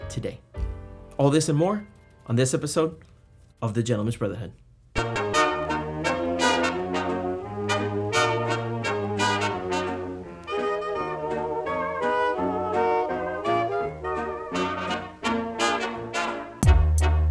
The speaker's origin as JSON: {"language": "English", "country": "Puerto Rico", "tie": "born or raised there", "said": "I was born and raised in Puerto Rico, a little island in the Caribbean"}